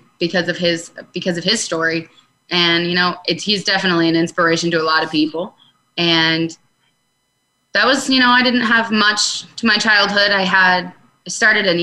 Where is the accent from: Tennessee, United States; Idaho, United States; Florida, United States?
Florida, United States; Tampa; I was born in Tampa, Florida.